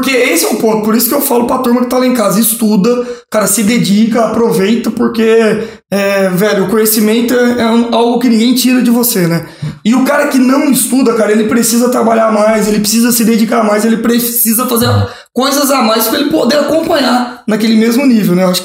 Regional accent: São João Batista do Glória, Minas Gerais, Brazil; now in Ribeirão Preto, Brazil; eu sou mineiro. Eu venho de uma cidade pequena de 3 mil habitantes, hum. São João Batista do Glória, vale a pena tá conhecer, cidade das cachoeiras, muito afamada aí.

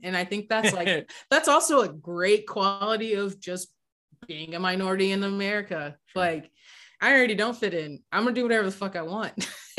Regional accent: Austin, Texas, United States; My hometown, let's get into like Austin pre-2010.

